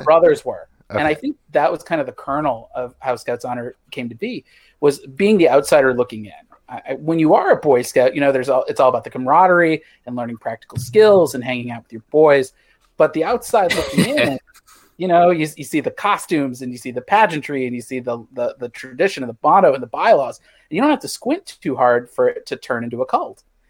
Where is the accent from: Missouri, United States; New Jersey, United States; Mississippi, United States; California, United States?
Missouri, United States; moved away; I grew up in Missouri